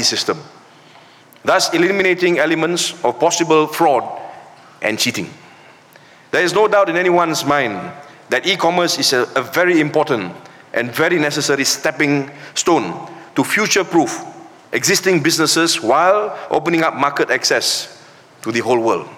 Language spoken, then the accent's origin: English; Malaysia